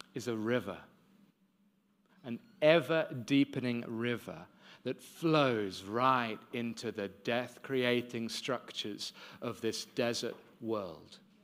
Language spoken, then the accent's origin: English; London, United Kingdom; moved away as an adult; now in Cape Town, South Africa; I was born in London and have been in Cape Town thirteen years. I moved there when I was twenty-three, straight out of university